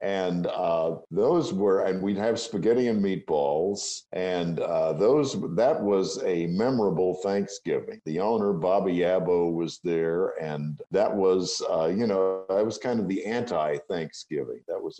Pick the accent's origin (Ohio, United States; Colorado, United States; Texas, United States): Texas, United States; San Antonio; moved away; when I was growing up in San Antonio